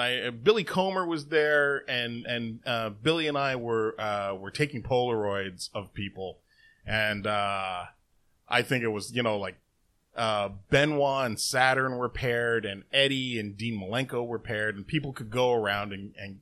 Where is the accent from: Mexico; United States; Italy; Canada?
Canada; Toronto, Ontario; I mentioned that I was Canadian, that I was down from Toronto, you know, I was there from Toronto